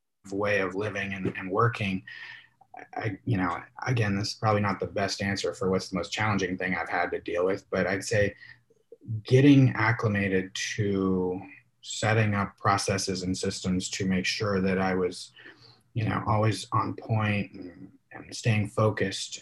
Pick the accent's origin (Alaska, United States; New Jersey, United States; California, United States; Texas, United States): Alaska, United States; I grew up in Alaska.